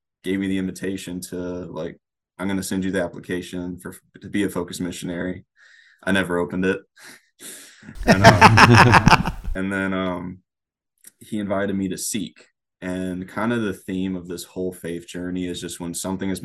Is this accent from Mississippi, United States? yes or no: no; Lake Charles, Louisiana, United States; now in Crete, United States; born and raised in Lake Charles, Louisiana